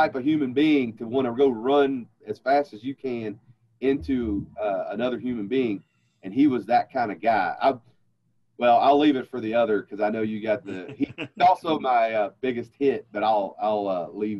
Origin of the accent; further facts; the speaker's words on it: the South, United States; Coca-Cola, man. I'm from the South, baby.